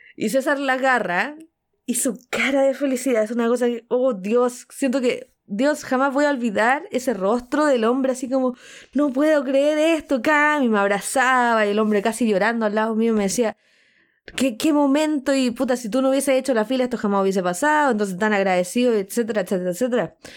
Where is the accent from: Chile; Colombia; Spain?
Chile; soy chilena